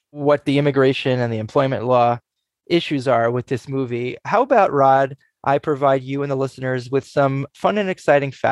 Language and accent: English; Massachusetts, United States; I grew up in the Commonwealth of Massachusetts.